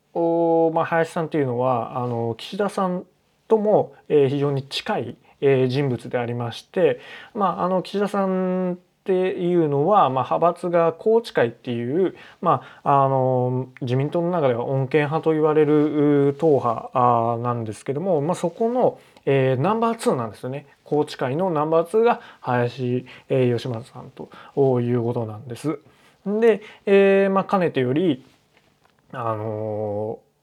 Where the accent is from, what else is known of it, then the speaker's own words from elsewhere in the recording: Yamaguchi, Japan; この林義正さんの、まあ、地元である、えー、山口県の出身なので